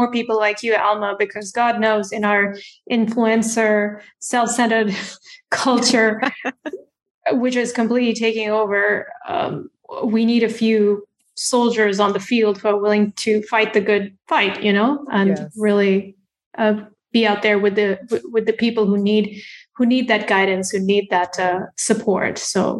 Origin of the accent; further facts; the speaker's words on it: India; on the surface, I'm Indian, but there are so many cultural layers to me